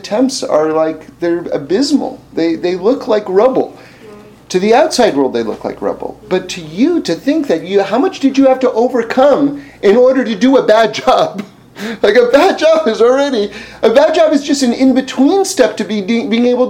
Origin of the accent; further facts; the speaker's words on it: New York City, New York, United States; I grew up in New York City.